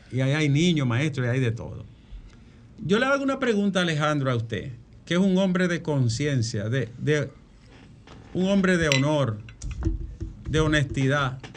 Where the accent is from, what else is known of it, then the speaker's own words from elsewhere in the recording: Dominican Republic; yo soy de Arroyo Toro